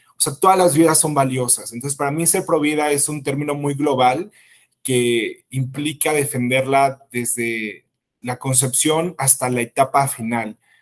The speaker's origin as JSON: {"language": "Spanish", "country": "Mexico", "said": "yo soy un ciudadano mexicano"}